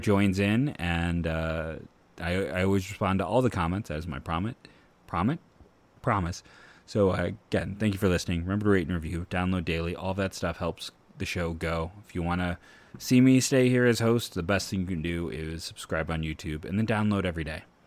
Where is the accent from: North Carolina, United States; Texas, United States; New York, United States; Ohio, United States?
Ohio, United States; Akron; I grew up on the Akron, University of Akron campus.